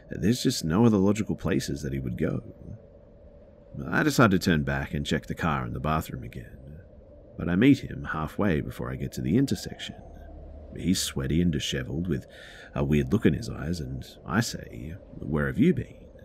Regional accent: Dominican Republic; this happened about 13 or 14 years ago in my home country, the Dominican Republic. I'm 30 now, so

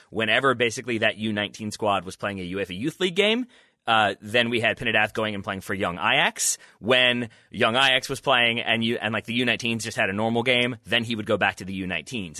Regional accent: United States; me as an American

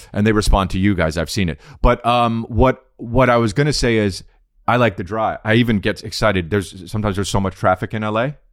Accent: New Jersey, United States; We're from Jersey.

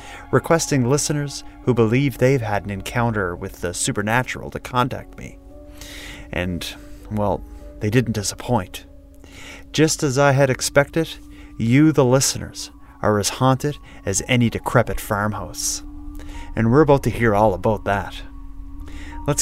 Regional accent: Cape Breton Island, Nova Scotia, Canada; I'm from there

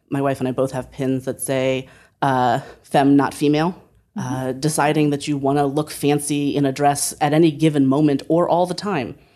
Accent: Oregon, United States; I'm from Southern Oregon.

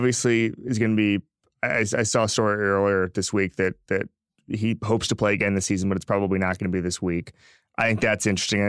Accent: the South, United States; I'm from the South, Robert.

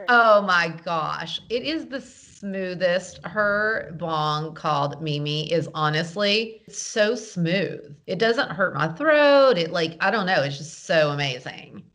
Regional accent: the South, United States; I'm from the South.

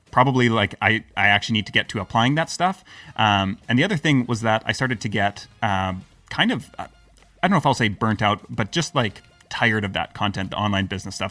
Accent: Canada; also born or lived in Croatia / Lisbon / United Kingdom; now in Serbia; I'm Canadian.

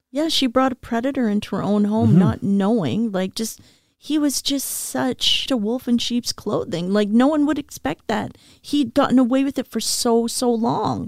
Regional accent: Calgary, Alberta, Canada; now in Vancouver, Canada; I'm from Calgary

